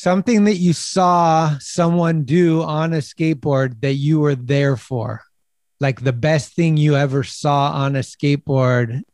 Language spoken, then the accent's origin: English; United States; I'm American